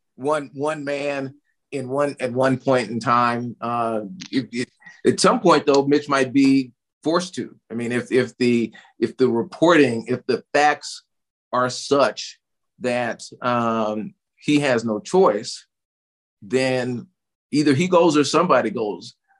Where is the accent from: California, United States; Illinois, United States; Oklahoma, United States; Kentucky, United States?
Oklahoma, United States; Tulsa; growing up in Tulsa, Oklahoma